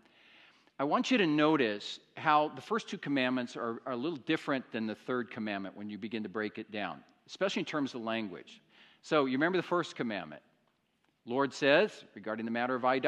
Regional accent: Iowa, United States; moved away; I grew up in the States, in the state of Iowa, which is very agricultural territory, and I grew up in a small Iowa town

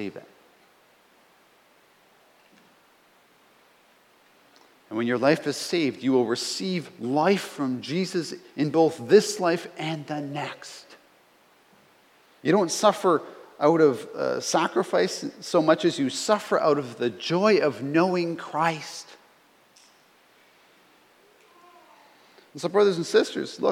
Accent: Canada; I'm a Canadian

